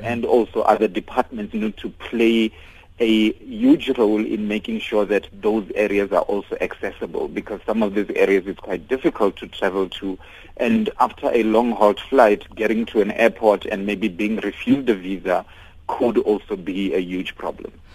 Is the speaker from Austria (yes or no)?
no; South Africa; I'm an African and I'm a South African